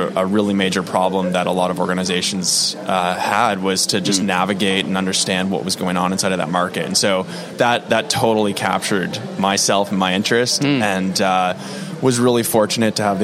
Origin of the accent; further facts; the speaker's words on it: New Brunswick, Canada; now in Vancouver, Canada; I'm born and raised on the East Coast